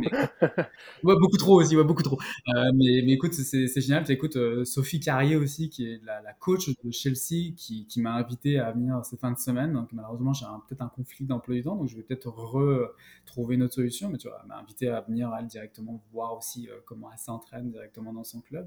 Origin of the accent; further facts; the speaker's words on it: Paris, Île-de-France, France; moved away as an adult; also born or lived in Western Canada; now in Outaouais, Canada; je suis né à Paris